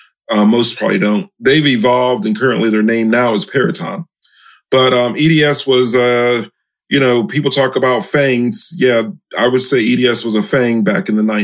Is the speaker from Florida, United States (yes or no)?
yes; Miami, Florida, United States; I'm from Miami, Florida